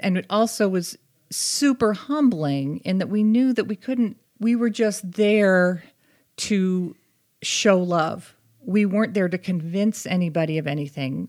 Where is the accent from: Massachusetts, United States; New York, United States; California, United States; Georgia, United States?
Massachusetts, United States; Boston; also born or lived in Connecticut; now in Utah, United States; I grew up in the Boston area